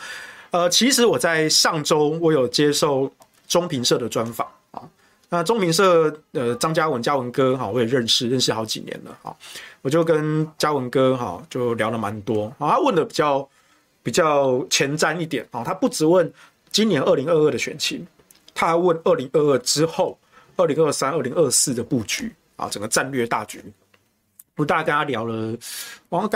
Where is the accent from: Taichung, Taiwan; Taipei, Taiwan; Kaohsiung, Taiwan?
Taichung, Taiwan; 我台东，我台中人啊啊。